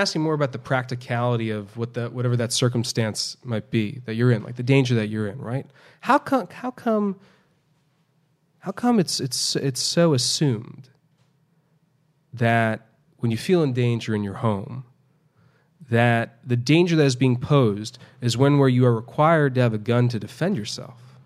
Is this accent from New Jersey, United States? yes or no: no; New York City, New York, United States; now in Houston, United States; since I moved here to, to Houston, uh, after growing up in New York City.